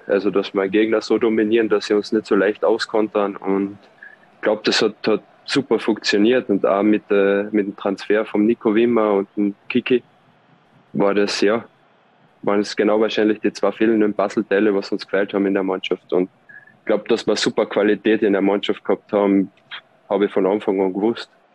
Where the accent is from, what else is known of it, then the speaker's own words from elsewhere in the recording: Austria; moved away as an adult; now in Switzerland; so oft bekommst du als Österreicher nicht die Chance, in der Schweiz Fußball zu spielen